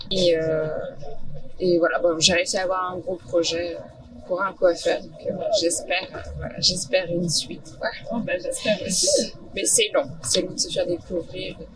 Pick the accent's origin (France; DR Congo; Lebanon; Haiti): France; Saint-Lyphard, Pays de la Loire; De Salifar, près de Guérande.